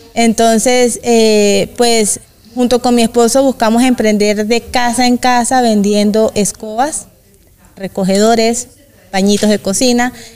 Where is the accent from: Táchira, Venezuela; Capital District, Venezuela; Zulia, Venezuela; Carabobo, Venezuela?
Carabobo, Venezuela; Valencia; moved away as an adult; now in Bucaramanga, Colombia; soy venezolana también, soy de Valencia, Estado Carabobo, de, eh, de Venezuela. Tengo ya cinco años que llegué acá a Bucaramanga.